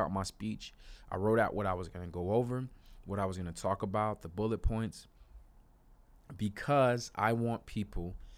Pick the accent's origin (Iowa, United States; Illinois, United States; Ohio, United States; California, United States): Illinois, United States; Chicago; went to Chicago, my hometown